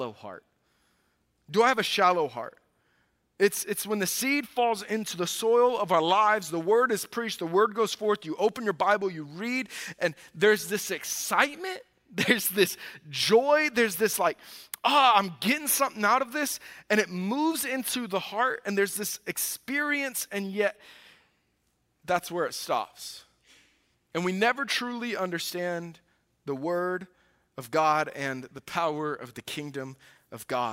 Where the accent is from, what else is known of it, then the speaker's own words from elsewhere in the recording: the South, United States; now in Midwest, United States; I grew up in the South